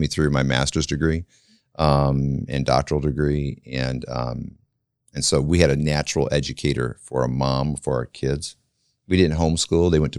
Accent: Flint, Michigan, United States; moved away as an adult; also born or lived in Kansas; now in Marion, United States; I was raised in Flint, Michigan

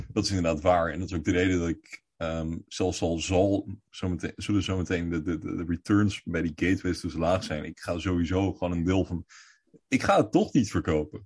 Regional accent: Netherlands; wij als Nederlanders

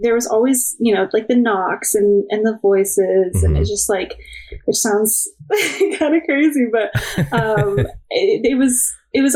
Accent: Oakville, Ontario, Canada; I grew up in Oakville, Ontario

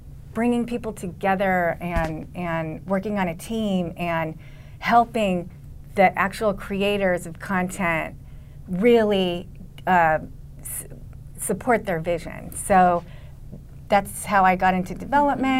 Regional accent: Los Angeles, California, United States; I was born in Los Angeles

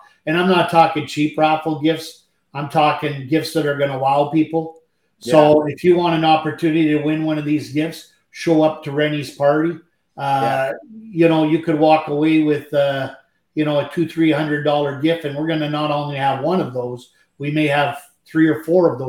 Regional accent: Canada; I'm French Canadian

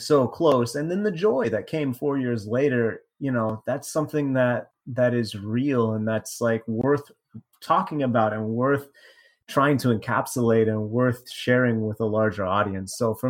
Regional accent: United States; also born or lived in Mexico; I'm American, I lived in Mexico

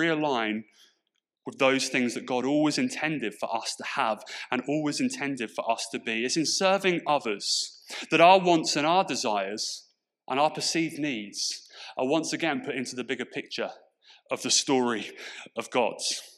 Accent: Portsmouth, South East England, United Kingdom; accent: Pompey; my accent has softened quite a bit. But what I've noticed is it only takes me a little bit of time to be around my Portsmouth friends and around that kind of environment, when that old Pompey twang comes flooding back into my vocabulary.

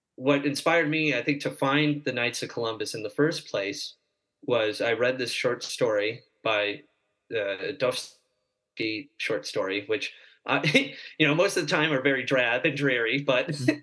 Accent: Fredericksburg, Virginia, United States; I was born in Fredericksburg, Virginia

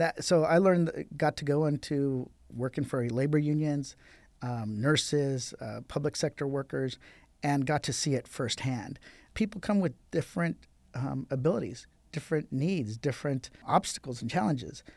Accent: Riverside, California, United States; I grew up in Riverside

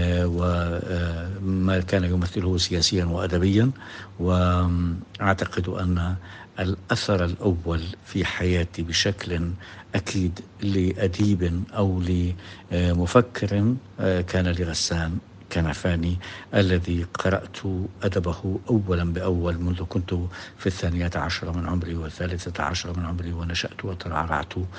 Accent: Jericho, West Bank, Palestine; moved away; also born or lived in Jordan; أنا من مواليد أريحة عام 1955

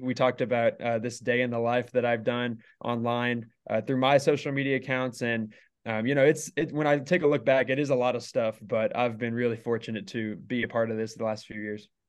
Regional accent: Carrollton, Texas, United States; moved away as an adult; now in Lubbock, United States; originally, I am from the Dallas area, so just north, uh, Carrollton

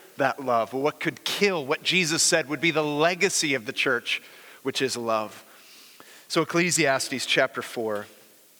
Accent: the Bay Area, California, United States; moved away; growing up in the Bay Area, I used to go to the Exploratorium like every year on a field trip.

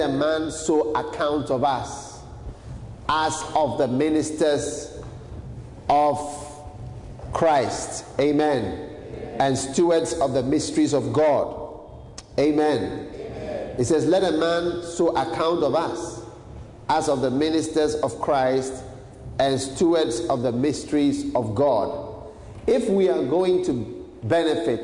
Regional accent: Ghana; a Ghanaian, as a black man

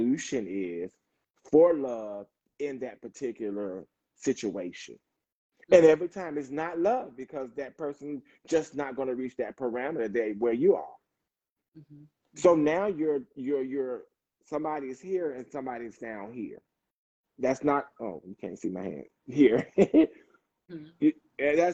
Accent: the South, United States; I'm from the South

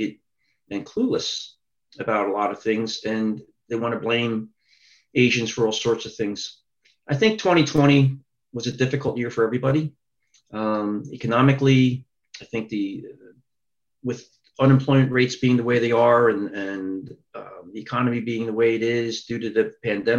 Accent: Philadelphia, Pennsylvania, United States; I was born in South Philadelphia. When I was a toddler, we moved up to Northeast Philadelphia in the Oxford Circle area

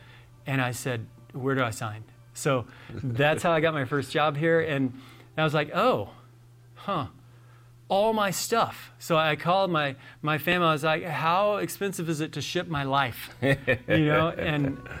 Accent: Central Texas, United States; moved away as an adult; Originally, I was born and mostly raised in Central Texas

